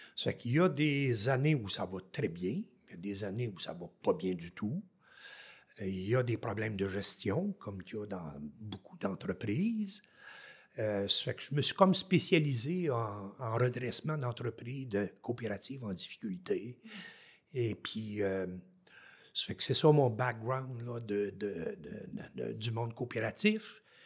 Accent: Haute-Gatineau, Outaouais, Quebec, Canada; moved away as an adult; en Outaouais, ici, dans ma région natale, en haute gatineau

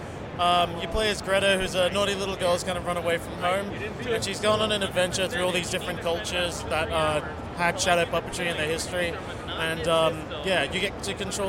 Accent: Australia; I was born in Australia. I didn't quite have the full connection to Indonesia

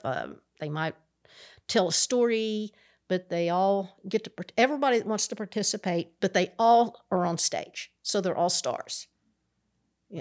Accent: Appalachian Mountains, United States; I grew up in the Appalachian Mountains

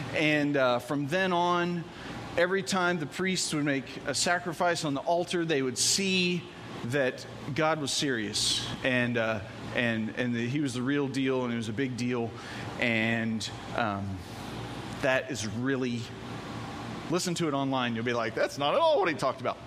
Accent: Evansville, Indiana, United States; I'm from Evansville

